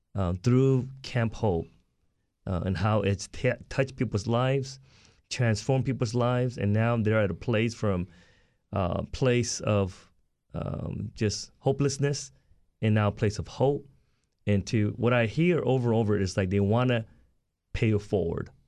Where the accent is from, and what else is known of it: Southern California, United States; born or raised there; also born or lived in South Korea